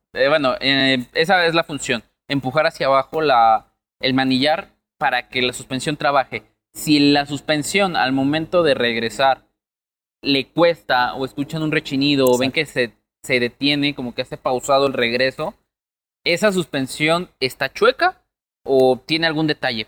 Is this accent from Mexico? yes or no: yes; Mexico; Somos mexicanos